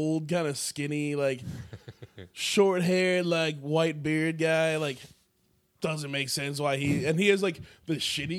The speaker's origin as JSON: {"language": "English", "town": "Minneapolis", "region": "Minnesota", "country": "United States", "moved": "as an adult", "lives_now": "Los Angeles, United States", "said": "I'm from the Twin Cities"}